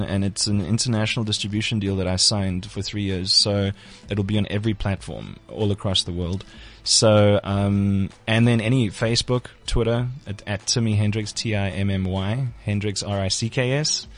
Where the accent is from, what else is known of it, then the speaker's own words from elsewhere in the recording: Port Elizabeth, Eastern Cape, South Africa; I'm from Port Elizabeth